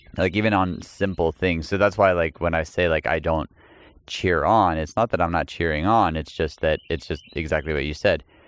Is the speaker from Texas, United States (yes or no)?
yes; Texas, United States; I'm from Texas